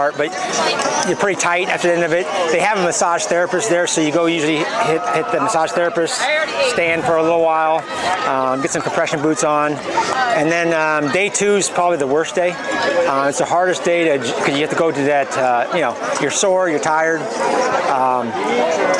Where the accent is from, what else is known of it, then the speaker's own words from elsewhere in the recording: Ankeny, Iowa, United States; from Ankeny, Iowa